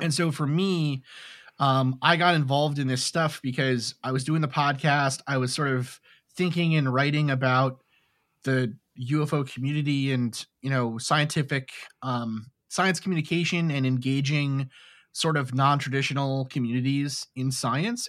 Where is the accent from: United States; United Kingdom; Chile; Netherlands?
United States; New York City, New York; when I was a kid, I grew up in New York City